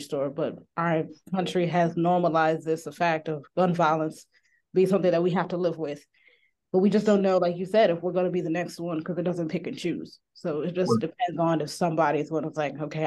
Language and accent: English; Maryland, United States; I am from the DMV area, so I'm from Maryland.